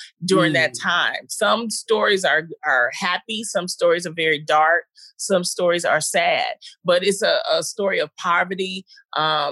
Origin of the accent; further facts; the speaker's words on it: Detroit, Michigan, United States; I'm from Detroit, Michigan, the Brewster Project